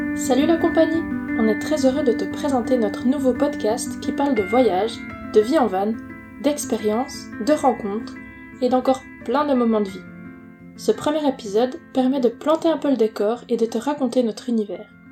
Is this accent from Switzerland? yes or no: yes; Neuchâtel, Switzerland; Nous sommes une famille suisse, on vient du canton de Neuchâtel